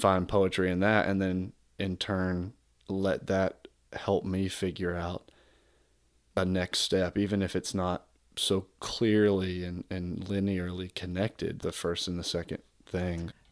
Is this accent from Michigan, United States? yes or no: no; South Georgia, United States; moved away; where I was born in South Georgia